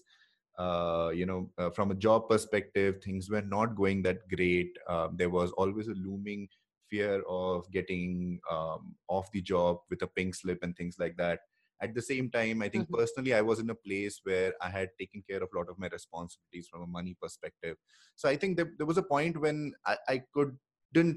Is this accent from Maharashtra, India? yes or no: no; Bangalore, Karnataka, India; I'm from Bangalore